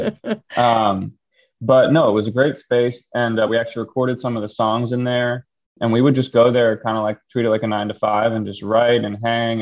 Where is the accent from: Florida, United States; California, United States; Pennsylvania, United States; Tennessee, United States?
Pennsylvania, United States; Philadelphia; moved away as an adult; also born or lived in Los Angeles / New York City; I grew up in Philly, decided to move home